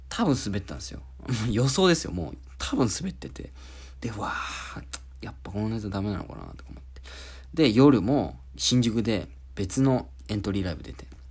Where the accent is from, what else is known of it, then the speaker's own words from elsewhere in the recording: Oita, Japan; moved away; 俺、大分県出身